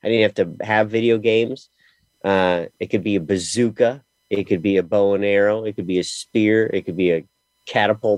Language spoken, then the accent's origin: English; Ohio, United States; I grew up in Ohio, but all my friends lived in town